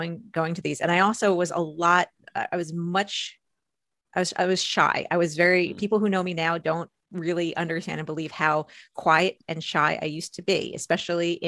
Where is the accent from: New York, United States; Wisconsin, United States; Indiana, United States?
New York, United States; outside New York City, United States; I grew up outside New York City